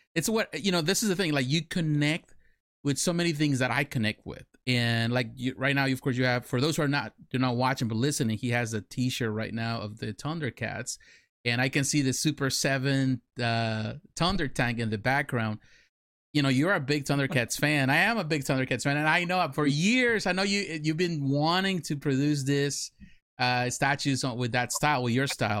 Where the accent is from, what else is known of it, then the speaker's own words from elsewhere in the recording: Mexico; now in United States; I grew up in Mexico. I live in Mexico. I went to school in Mexico.